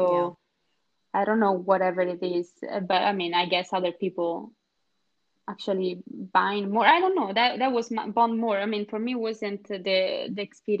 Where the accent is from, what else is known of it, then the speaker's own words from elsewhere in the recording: Scotland, United Kingdom; English is a second language; moved away as an adult; now in Sweden; But that idea was already in me when I moved out from Scotland and and just before coming to Sweden, I started to look exactly for that.